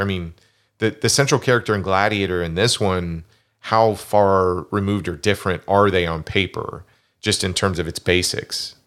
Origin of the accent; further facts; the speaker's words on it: Kansas, United States; I grew up in Kansas.